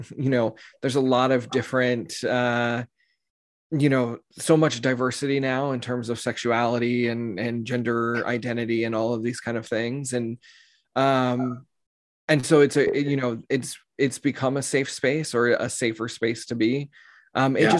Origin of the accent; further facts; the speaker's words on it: Texas, United States; I grew up in Texas in the United States. We're in the South